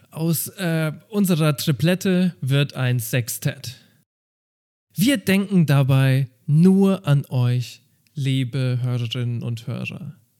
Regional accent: Germany; bei uns in Deutschland

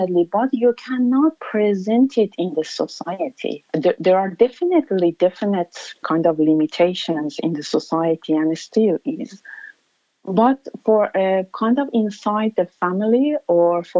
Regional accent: Tehran, Tehran Province, Iran; English is a second language; moved away as an adult; now in Australia; I have a very, very good memory from my childhood and from my growing up in Iran

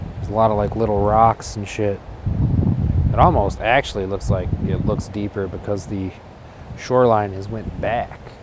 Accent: Taylor, Michigan, United States; in my hometown, which is a suburban city called Taylor.

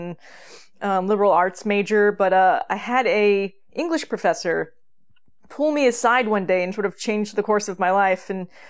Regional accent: California, United States; Yeah, I grew up in Northern California in a relatively small town in which most of the women became teachers and most of the men became firemen or police officers

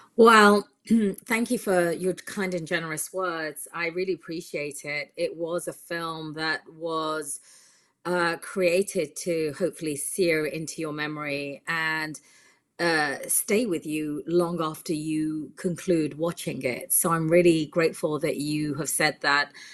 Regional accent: United Kingdom; now in California, United States; I'm from the U K originally, that's where I was born, but I've lived here for a considerable amount of time now, and I'm American.

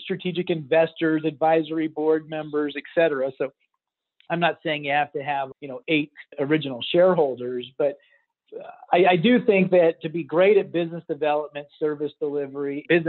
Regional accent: Texas, United States; I grew up in Texas playing football

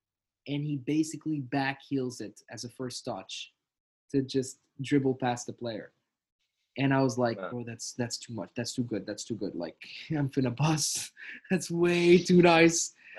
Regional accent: Tunisia; also born or lived in France / Abu Dhabi; now in London, United Kingdom; because I was raised in Tunisia until 2008, and then I went to France. Went to Abu Dhabi, and then from Abu Dhabi went to London.

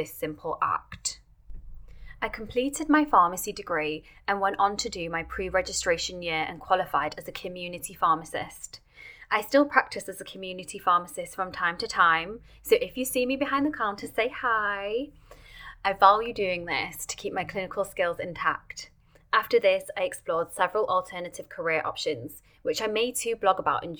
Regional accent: Manchester, North West England, United Kingdom; I was born and raised in Manchester, UK.

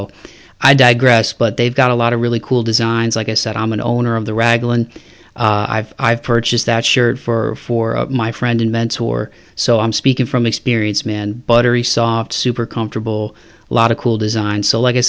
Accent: Toledo, Ohio, United States; owner of Jute Mode Clothing Company based in my hometown of Toledo, Ohio.

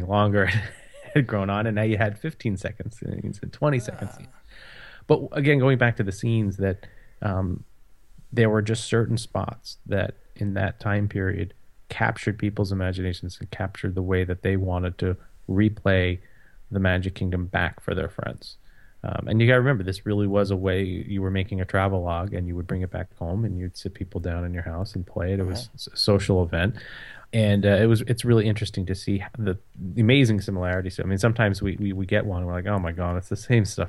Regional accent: New Jersey, United States; I grew up in New Jersey

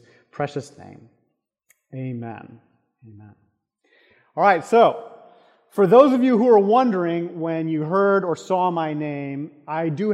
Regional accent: South Florida, United States; growing up in South Florida

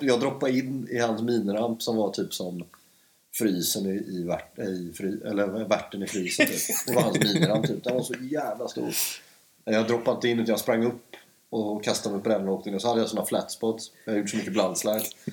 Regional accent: Stenungsund, Västra Götaland, Sweden; moved away as an adult; now in Stockholm, Sweden; jag växte upp i Stenungsund som är fem mil norr om Göteborg

